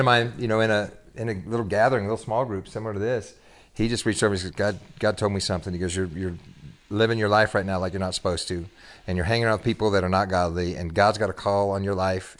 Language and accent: English; Bakersfield, California, United States; moved away as an adult; also born or lived in Sacramento / Dallas, Texas; now in Texas, United States; I was born in the Central Valley, California, and grew up there